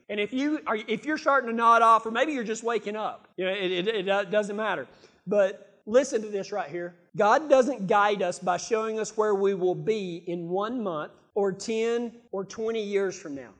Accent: Texas, United States; I'm from Texas

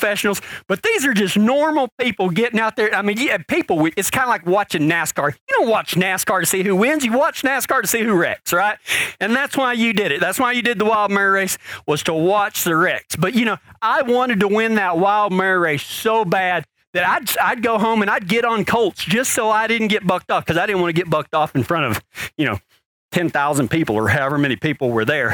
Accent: Pecos, Texas, United States; I was born in Pecos, Texas

